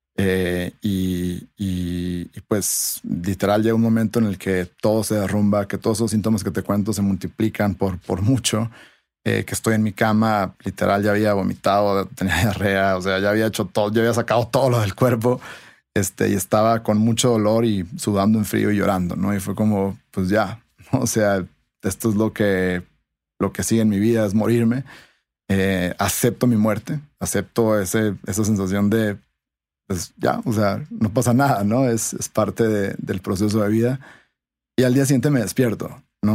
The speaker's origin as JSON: {"language": "Spanish", "region": "Sonora", "country": "Mexico", "moved": "yes", "lives_now": "Mexico City, Mexico", "said": "yo soy de Sonora"}